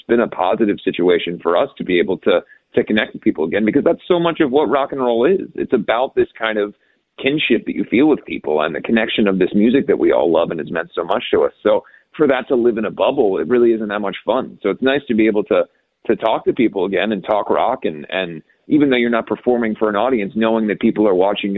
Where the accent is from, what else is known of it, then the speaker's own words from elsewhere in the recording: Ohio, United States; growing up in Ohio